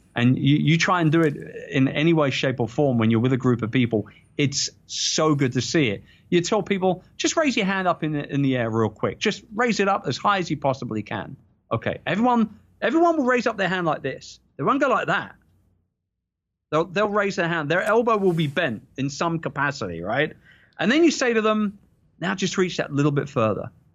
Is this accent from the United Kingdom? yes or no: yes; London, United Kingdom; I'm a proud Brit. People know I'm a proud Brit, and this is in my hometown. It's in London